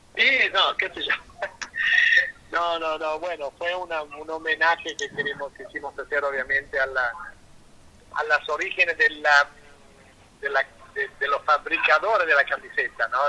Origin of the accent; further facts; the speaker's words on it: Italy; now in Argentina; soy italiano